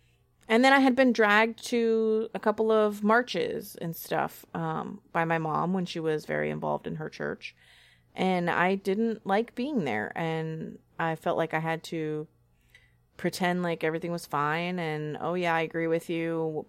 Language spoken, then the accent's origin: English; California, United States; I grew up primarily in California in a very democratic, liberal environment, and I still have a lot of those same views.